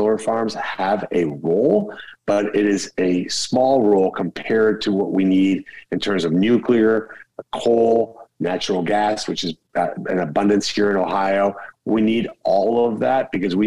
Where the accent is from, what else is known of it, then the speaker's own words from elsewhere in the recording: Colombia; now in United States; Colombia, my home country